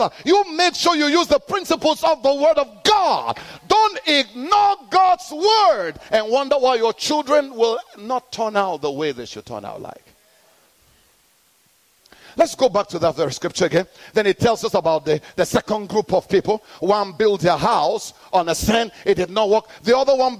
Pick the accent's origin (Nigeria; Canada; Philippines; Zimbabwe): Nigeria; moved away; I'm born in Nigeria